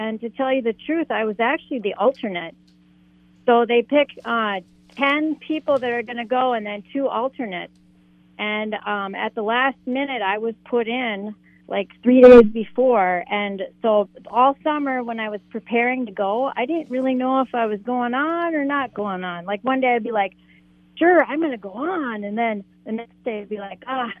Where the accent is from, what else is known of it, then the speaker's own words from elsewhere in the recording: North Shore of Lake Superior, Minnesota, United States; I was raised up on the North Shore of Lake Superior